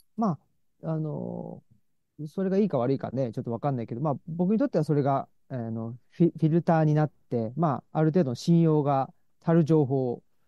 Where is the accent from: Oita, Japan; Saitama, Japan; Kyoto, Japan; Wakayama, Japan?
Saitama, Japan; moved away as an adult; also born or lived in Osaka; 僕は出身は埼玉なんですけど